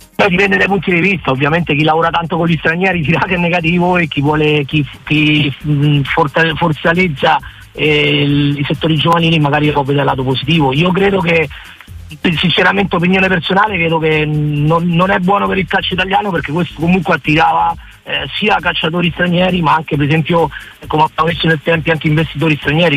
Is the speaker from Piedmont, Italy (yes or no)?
no; Rome, Lazio, Italy; moved away as an adult; now in Spain; io sono italiano, eh, sono nato a Roma, sono nove anni che vivo in Spagna